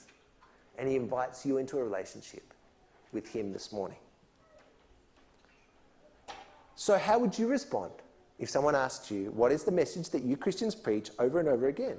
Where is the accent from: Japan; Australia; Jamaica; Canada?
Australia; moved away as an adult; also born or lived in Mexico; I'm an Aussie. I grew up my whole young life here